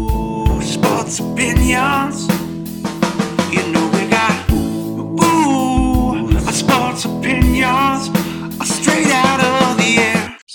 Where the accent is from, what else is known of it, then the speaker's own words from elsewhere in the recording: San Antonio, Texas, United States; this is the team we grew up watching in San Antonio.